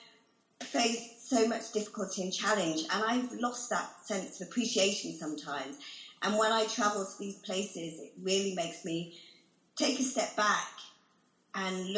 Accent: United Kingdom; I call myself British because that's where I grew up

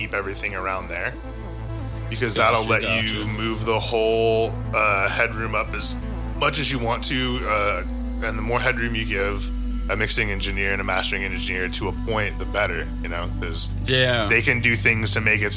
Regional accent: Texas, United States; I'm from Texas

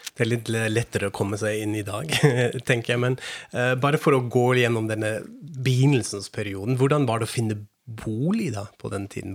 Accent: Frankfurt am Main, Hesse, Germany; Norwegian is a second language; moved away; jeg er fra Frankfurt am Main, fra Vest-Tyskland

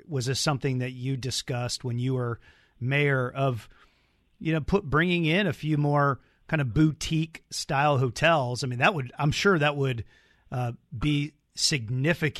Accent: Edmonds, Washington, United States; now in Seattle, United States; I grew up in Edmonds

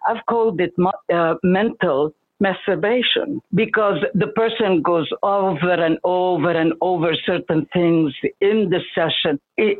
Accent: Egypt; I come originally from Egypt. My father believed in being the wandering Jew, so we kept changing countries from place to place to place, but very Jewish.

